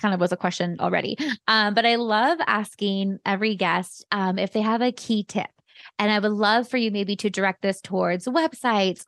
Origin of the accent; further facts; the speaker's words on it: San Jose, California, United States; now in Arizona, United States; we grew up in the same hood. Like, we're from, we're from Almaden